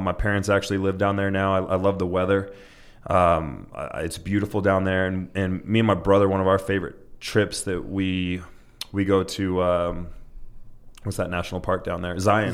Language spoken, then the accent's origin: English; Utah, United States; I was born and raised in Utah.